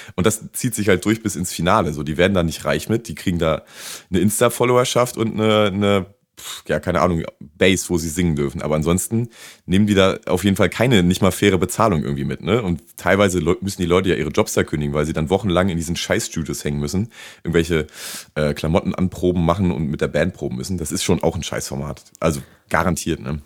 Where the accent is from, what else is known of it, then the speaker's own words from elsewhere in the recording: Rostock, Mecklenburg-Vorpommern, Germany; now in Cologne, Germany; bei uns zu Hause in Rostock